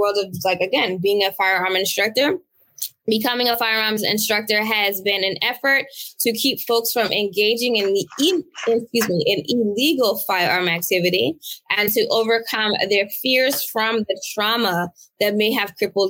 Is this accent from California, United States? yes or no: no; Boston, Massachusetts, United States; as a Bostonian, as a first-generation Bostonian